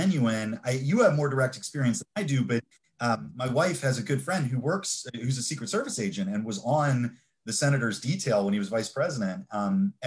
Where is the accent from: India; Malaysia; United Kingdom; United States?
United States; Fort Washington, Maryland; now in Montgomery County, United States; when I was growing up in Fort Washington